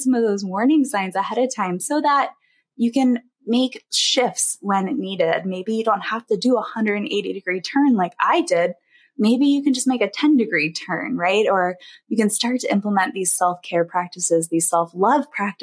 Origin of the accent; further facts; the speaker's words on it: East Coast, United States; moved away as an adult; also born or lived in Illinois; we moved from Illinois back to the East Coast where we're from originally